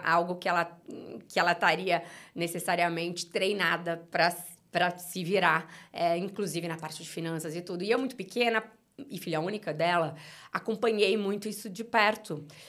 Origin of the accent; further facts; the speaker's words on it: São Paulo, Brazil; also born or lived in Uberaba, Minas Gerais; eu cheguei em São Paulo com cinco anos de idade, então muito pequena, né? Cresci em São Paulo